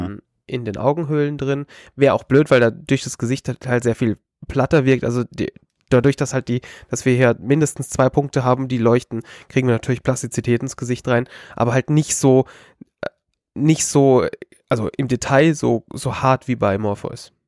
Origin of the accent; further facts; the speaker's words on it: Bavaria, Germany; wir sind aus Bayern, schwarz wie unsere Seele